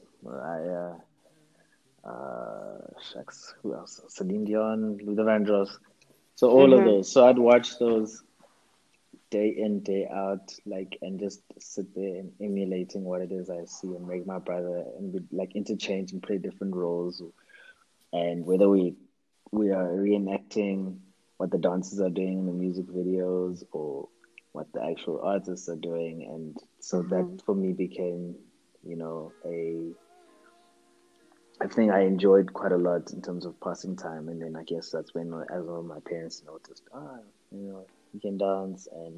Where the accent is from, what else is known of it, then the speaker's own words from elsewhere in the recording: Eastern Cape, South Africa; I'm from South Africa, grew up, born in the Eastern Cape.